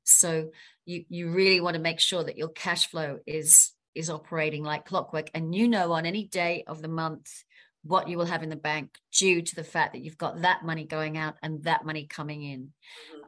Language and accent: English; London, United Kingdom; now in Sydney, Australia; I'm from London